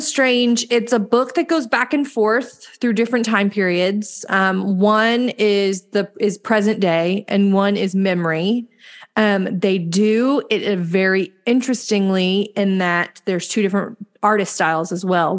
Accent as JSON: {"language": "English", "region": "the South", "country": "United States", "said": "we're from the South."}